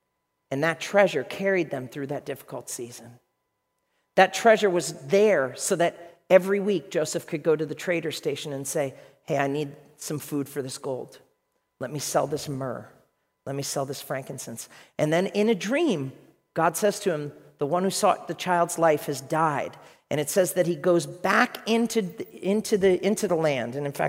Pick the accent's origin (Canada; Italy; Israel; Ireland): Ireland; Let me tell you a story, because I'm Irish.